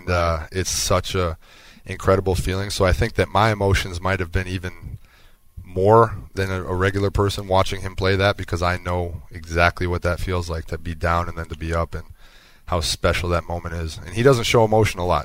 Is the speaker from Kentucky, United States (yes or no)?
no; Wisconsin, United States; growing up in Wisconsin